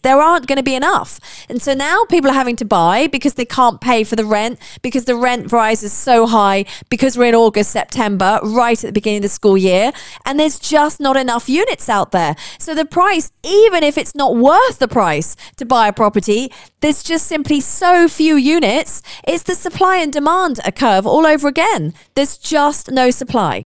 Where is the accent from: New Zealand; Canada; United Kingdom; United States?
United Kingdom; now in United Arab Emirates; I'm British